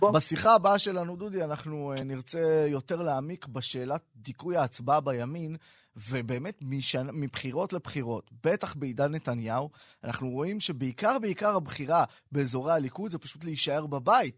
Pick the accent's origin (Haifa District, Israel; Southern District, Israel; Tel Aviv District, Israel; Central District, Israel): Tel Aviv District, Israel; Ramat Gan; אני אצלנו ברמת גן